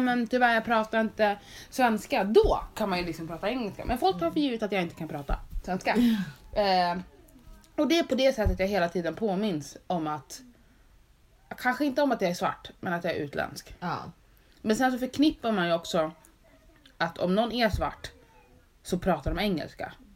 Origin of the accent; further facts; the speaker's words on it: Sweden; Men jag är född i Sverige.